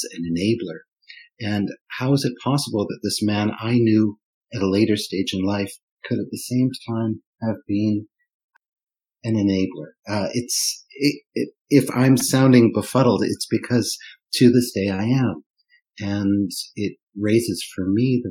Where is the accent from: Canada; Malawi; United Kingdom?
Canada; first language German; English is a second language; moved away; also born or lived in Germany / Switzerland; I was born in North America in 1965, and I grew up in Canada